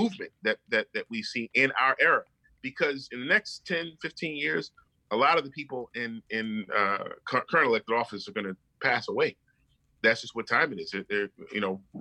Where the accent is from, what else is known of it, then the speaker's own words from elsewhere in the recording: Baltimore, Maryland, United States; also born or lived in Howard County, Maryland; I was born in Baltimore, raised in Baltimore